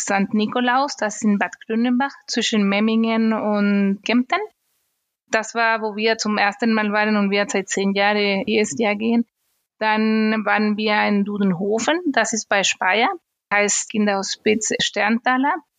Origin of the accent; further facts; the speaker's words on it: Chile; German is a second language; moved away as an adult; now in Germany; Ich komme ursprünglich aus Chile